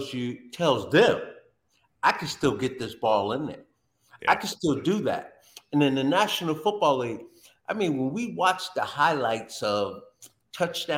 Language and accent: English; New Jersey, United States; I grew up in New Jersey